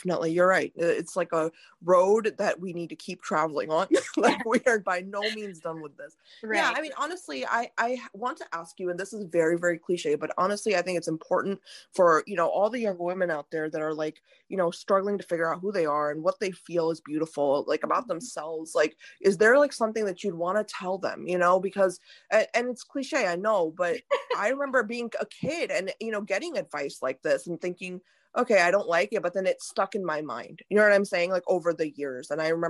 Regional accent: India; Like as an Indian woman, I don't always want to see a sari and a bindi on people.

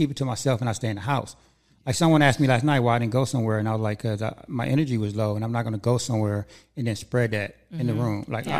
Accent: Los Angeles, California, United States; now in Antelope Valley, United States; Because I grew up in Hollywood and in LA, but ever since I moved out here, I want to say, I moved out here about 5 years ago.

